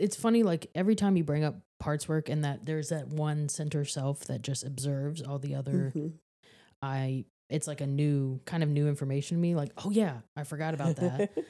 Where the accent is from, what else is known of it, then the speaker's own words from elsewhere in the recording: Tennessee, United States; Like growing up in Tennessee, we did not get snow.